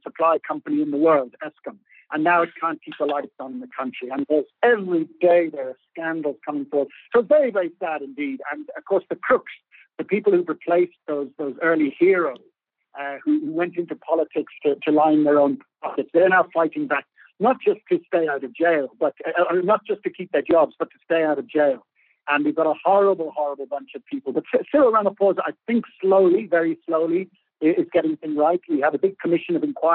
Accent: Ireland; moved away as an adult; now in South Africa; we're Irish South African rather than South African Irish people

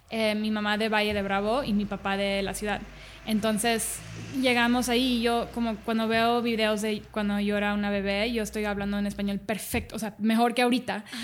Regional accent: Dubai, United Arab Emirates; also born or lived in Cancún, Mexico; nací en Cancún y a los dos meses me fui con mi mamá em, a Dubai porque mi papá es piloto.

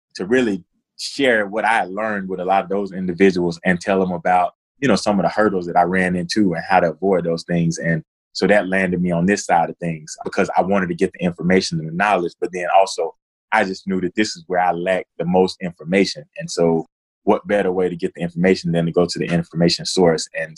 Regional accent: Cartersville, Georgia, United States; moved away as an adult; I grew up in Northwest Georgia in a small town, Cartersville.

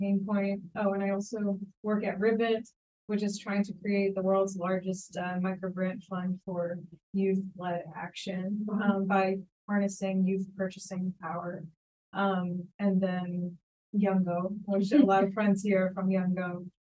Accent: Philadelphia, Pennsylvania, United States; also born or lived in India; now in New York City, United States; I was born in India, but grew up in the suburbs of Philly.

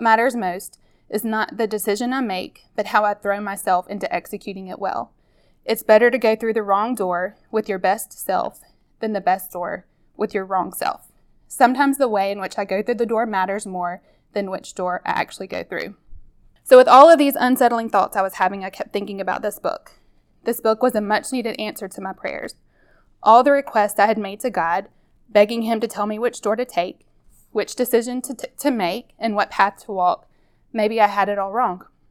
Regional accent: Mississippi, United States; I grew up here in Mississippi

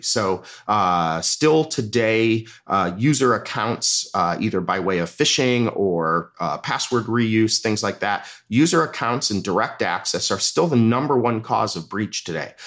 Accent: Midwest, United States; moved away; where I grew up in the Midwest

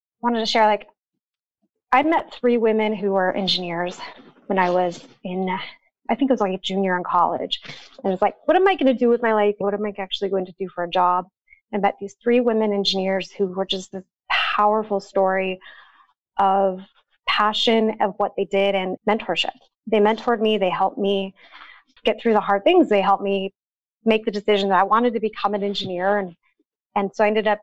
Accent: Montana, United States; moved away; So I'm from Montana, a little tiny town. I grew up just south of the Canadian border in the middle of nowhere

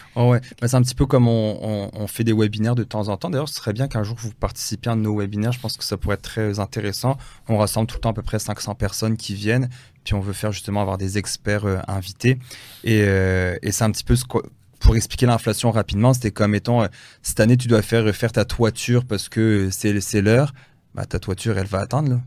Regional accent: France; je suis né en France

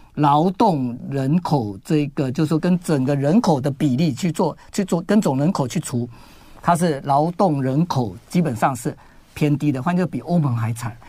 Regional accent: Taiwan; 我们台湾人

